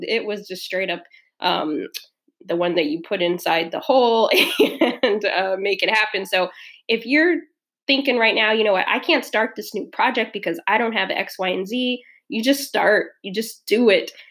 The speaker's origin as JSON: {"language": "English", "region": "Southern California", "country": "United States", "tie": "born or raised there", "also_born_or_lived": "Midwest", "moved": "yes", "said": "I'm from Southern California and um, grew up there and then the second part of my life, uh, grew up in the Midwest"}